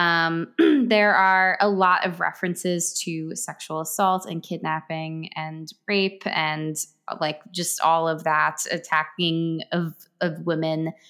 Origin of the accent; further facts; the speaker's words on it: Westfield, New Jersey, United States; my hometown